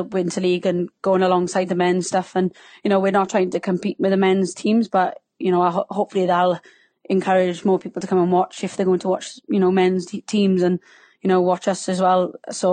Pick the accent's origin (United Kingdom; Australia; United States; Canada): United Kingdom; Wales; accent: Welsh; can you tell I'm Welsh by my subtle accent